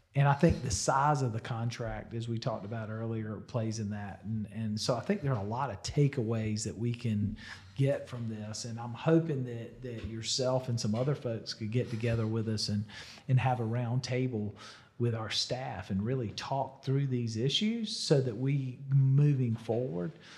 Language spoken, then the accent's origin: English; Irmo, South Carolina, United States; growing up in Irma, that was country back then.